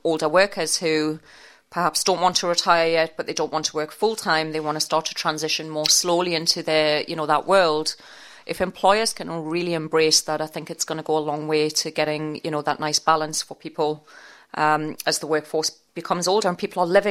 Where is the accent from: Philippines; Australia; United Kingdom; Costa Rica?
United Kingdom; Newcastle upon Tyne, North East England; accent: Geordie; I'm a Geordie from Newcastle upon Tyne. No piece of software understands the northeast accent.